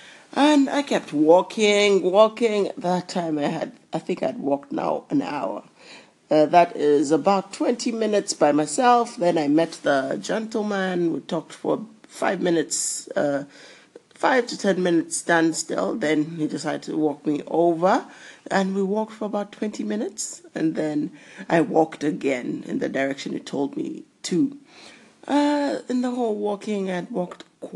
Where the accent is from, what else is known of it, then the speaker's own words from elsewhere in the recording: South Africa; I'm from South Africa